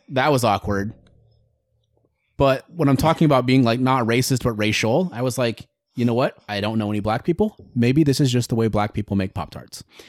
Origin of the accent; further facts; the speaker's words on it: Greenfield, Iowa, United States; I grew up in Greenfield, Iowa